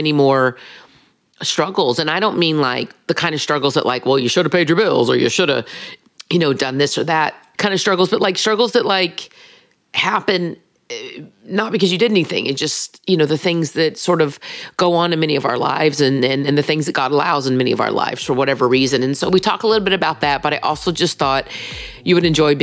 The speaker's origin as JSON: {"language": "English", "region": "Texas", "country": "United States", "said": "I'm from Texas"}